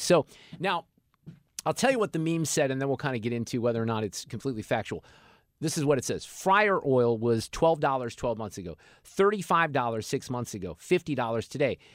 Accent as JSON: {"language": "English", "town": "Niles", "region": "Illinois", "country": "United States", "tie": "born or raised there", "moved": "yes", "lives_now": "Missouri, United States", "said": "I went to junior high in the suburbs of Chicago in Niles, Illinois"}